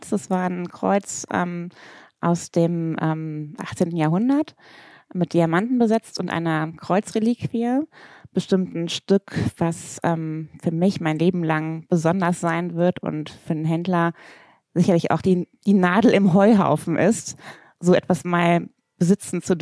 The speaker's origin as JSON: {"language": "German", "town": "Bornheim", "region": "North Rhine-Westphalia", "country": "Germany", "tie": "born or raised there", "said": "Das ist meine richtige Heimat."}